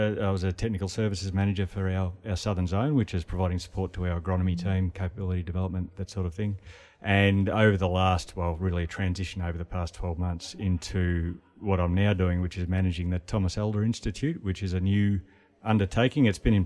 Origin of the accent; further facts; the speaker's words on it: Gippsland, Victoria, Australia; So I grew up on a dairy farm in Gippsland in Victoria.